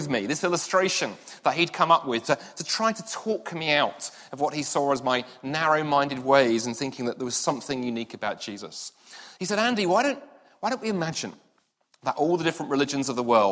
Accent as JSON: {"language": "English", "region": "London", "country": "United Kingdom", "tie": "born or raised there", "moved": "yes", "said": "I grew up in London, and the part of London I grew up"}